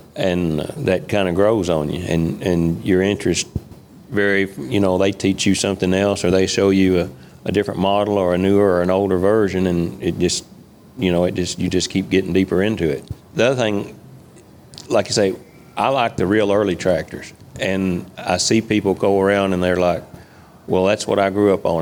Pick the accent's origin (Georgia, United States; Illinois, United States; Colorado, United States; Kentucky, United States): Kentucky, United States; Moscow; also born or lived in Clinton, Kentucky; actually born in right around Moscow, Kentucky, which is about 20 miles north of here. Born and raised on a farm